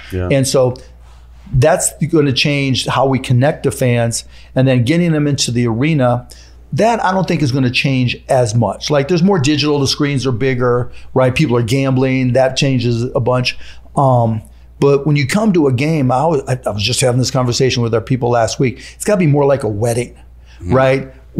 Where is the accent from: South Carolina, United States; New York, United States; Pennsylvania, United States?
Pennsylvania, United States; Pittsburgh; I grew up in Pittsburgh. It was Steelers, Penguins, Pirates.